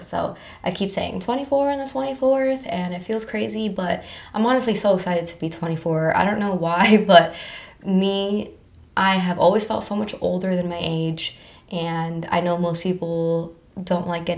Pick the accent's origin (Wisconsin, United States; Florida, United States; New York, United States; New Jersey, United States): Florida, United States; Palm Beach County; I was born and raised in Palm Beach County my whole entire life